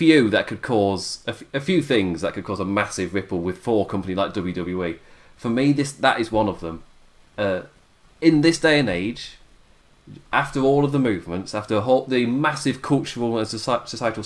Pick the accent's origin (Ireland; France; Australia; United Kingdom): United Kingdom; England; I'm English